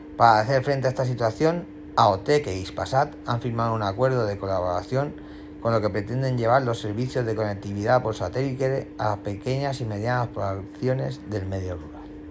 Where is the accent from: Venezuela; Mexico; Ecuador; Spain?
Spain; somos españoles